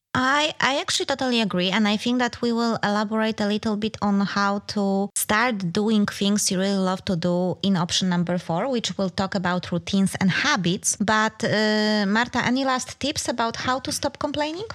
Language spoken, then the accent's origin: English; Denmark; we are from Denmark.